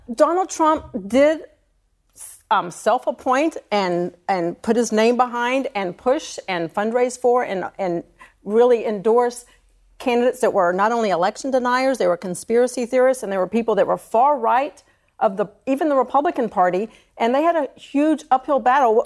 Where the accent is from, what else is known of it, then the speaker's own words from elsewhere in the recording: Georgia, United States; a red state in, in Georgia, my home state